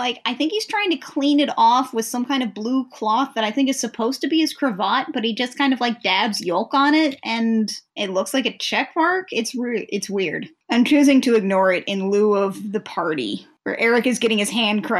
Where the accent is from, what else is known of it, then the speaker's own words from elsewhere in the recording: Indiana, United States; we are both from Indiana ourselves.